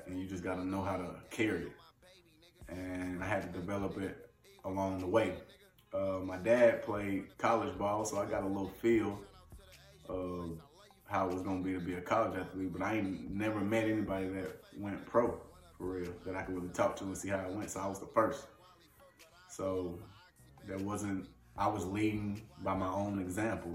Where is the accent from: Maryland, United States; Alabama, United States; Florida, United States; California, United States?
Alabama, United States; Leeds; moved away as an adult; also born or lived in Birmingham, Alabama / Nebraska; now in Ottawa, Canada; Small town Leeds, Alabama, if you want to be politically correct, where in football I excelled. I was an All-American coming out of high school